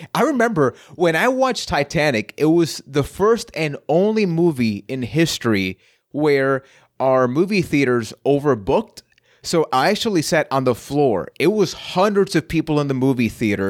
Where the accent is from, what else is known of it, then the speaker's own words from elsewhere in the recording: San Juan, Puerto Rico; I am from San Juan, Puerto Rico.